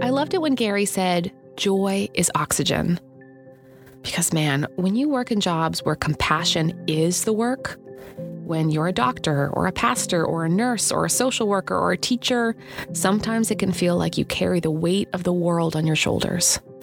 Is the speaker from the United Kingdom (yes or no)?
no; Canada; just being Canadian